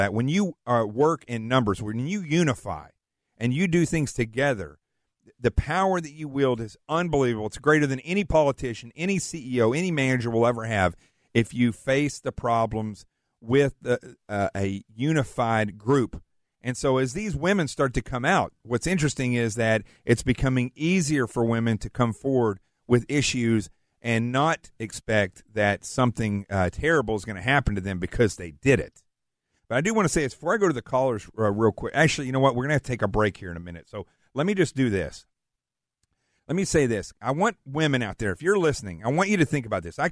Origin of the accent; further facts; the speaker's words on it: Arkansas, United States; moved away; I'm from Arkansas